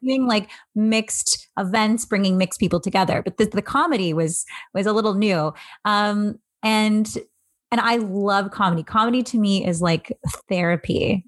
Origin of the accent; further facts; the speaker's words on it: Angus, Ontario, Canada; also born or lived in Barrie, Ontario; now in Toronto, Canada; I was born in Barrie, Ontario, moved to Angus, Ontario